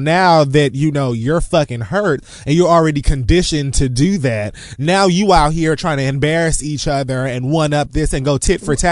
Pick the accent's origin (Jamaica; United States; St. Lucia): Jamaica; I'm fucking Jamaican